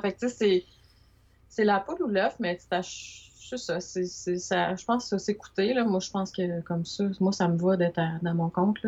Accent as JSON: {"language": "French", "town": "Montreal", "region": "Quebec", "country": "Canada", "tie": "born or raised there", "moved": "as an adult", "lives_now": "Trois-Rivières, Canada", "said": "suis natif de Montréal"}